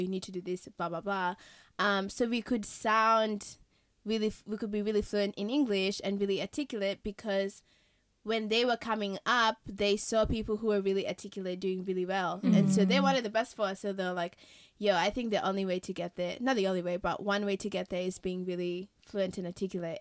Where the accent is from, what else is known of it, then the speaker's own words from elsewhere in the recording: Kenya; moved away; I've been raised in Kenya all my life